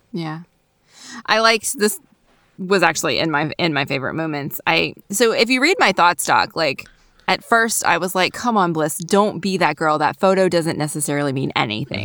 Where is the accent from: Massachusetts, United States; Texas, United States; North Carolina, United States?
North Carolina, United States; the South; Most of my memories of growing up in the South have been in a more urban area.